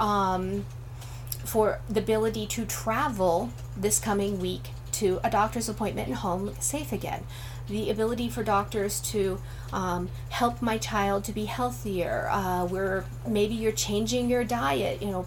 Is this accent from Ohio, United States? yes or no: yes; Northern Ohio, United States; I'm from Northern Ohio, Amish country